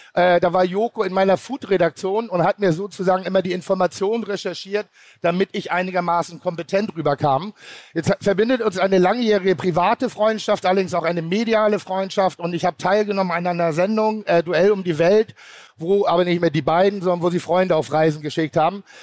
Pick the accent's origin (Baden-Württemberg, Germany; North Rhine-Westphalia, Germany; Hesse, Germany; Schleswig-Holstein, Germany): Schleswig-Holstein, Germany; Pinneberg; ich komme aus Pinneberg, das ist ein schöner Vorort von Hamburg